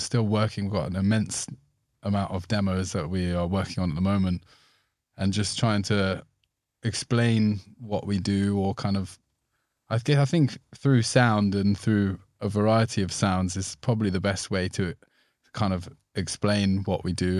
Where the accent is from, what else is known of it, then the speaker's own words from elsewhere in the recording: Somerset, South West England, United Kingdom; growing up in Somerset